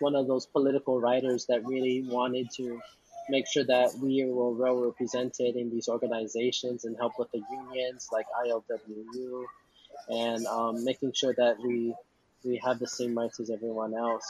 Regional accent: Hawaii, United States; I was born and raised here in Hawaii

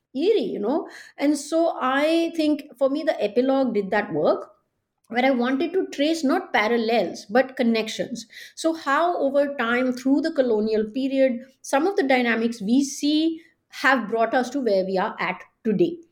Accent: India; moved away; growing up in India

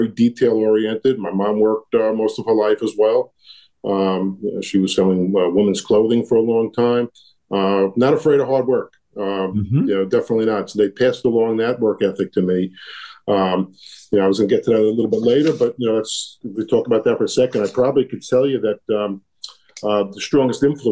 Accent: New York City, New York, United States; I grew up in Brooklyn

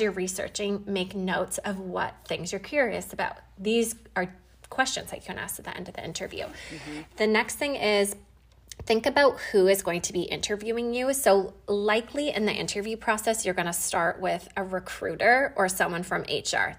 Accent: Canada; I'm from Canada and we had Thanksgiving a couple weekends ago

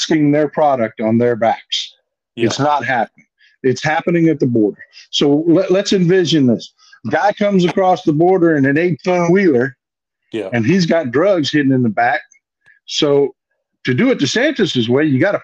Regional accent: South Texas, United States; I'm up in the northeastern corner of Texas now, but I was born and raised in South Texas

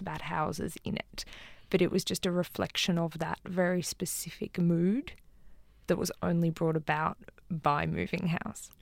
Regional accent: Canberra, Australian Capital Territory, Australia; moved away; also born or lived in Sydney; I'm originally from Canberra, and I go and drive past the house that I grew up in in Canberra

